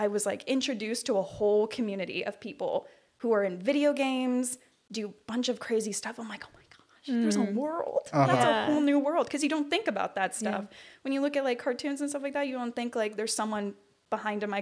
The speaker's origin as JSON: {"language": "English", "town": "Rancho Cucamonga", "region": "California", "country": "United States", "said": "I am from Rancho Cucamonga, California"}